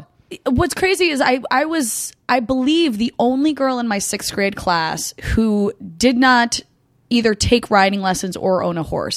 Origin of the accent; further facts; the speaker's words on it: Hunterdon County, New Jersey, United States; I'm from Hunterdon County